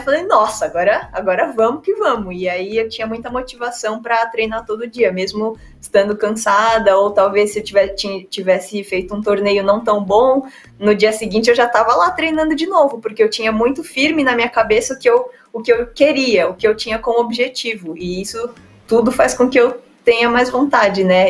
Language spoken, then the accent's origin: Portuguese; São Paulo, Brazil; also born or lived in France / Poland; eu tenho 31 anos, sou paulista